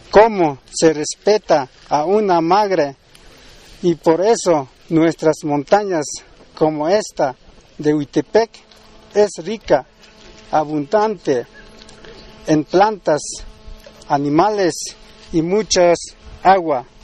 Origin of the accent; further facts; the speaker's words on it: Mexico; procederemos a rendir honores a nuestra bandera como mexicanos que somos y luego realizaremos una ceremonia tradicional como indígena de estas tierras.